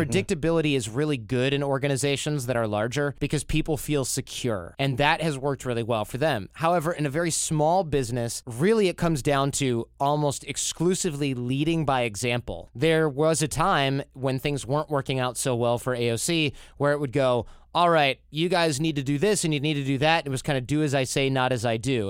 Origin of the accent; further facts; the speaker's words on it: United States; as an American